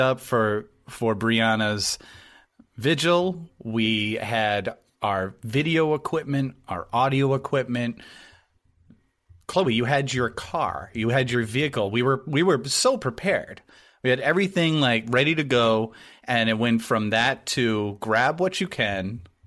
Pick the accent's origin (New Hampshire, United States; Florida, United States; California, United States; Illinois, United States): New Hampshire, United States; I grew up in New Hampshire